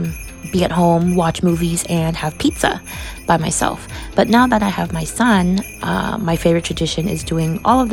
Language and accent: English; Los Angeles, California, United States; I am from Los Angeles, California.